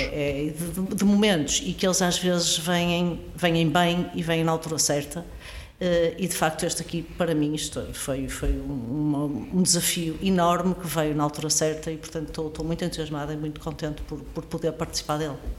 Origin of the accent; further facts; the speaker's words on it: Porto, Norte, Portugal; moved away as an adult; eu sou, sou do Porto, cresci no Porto, estudei no Porto